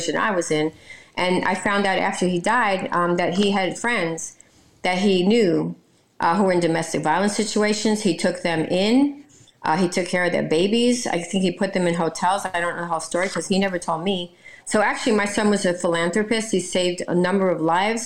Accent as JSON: {"language": "English", "town": "New York City", "region": "New York", "country": "United States", "moved": "yes", "lives_now": "Florida, United States", "said": "I'm from New York and I'm Brooklyn"}